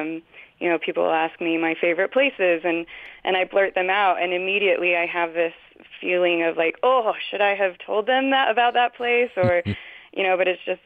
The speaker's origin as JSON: {"language": "English", "region": "Utah", "country": "United States", "tie": "born or raised there", "said": "I grew up in Utah. It is my home."}